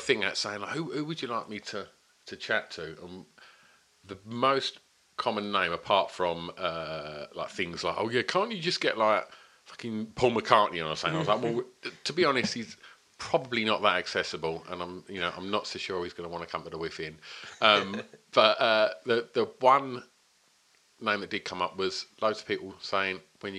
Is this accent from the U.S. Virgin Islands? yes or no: no; Essex, East of England, United Kingdom; born or raised there